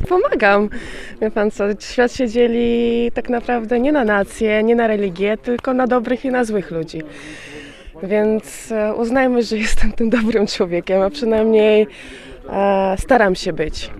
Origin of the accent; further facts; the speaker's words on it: Donetsk, Rostov Oblast, Russia; Polish is a second language; now in Poland; Ja pochodzę z rosyjskiego Doniecka, żeby powiedzieć, z Rostowskiej oblasti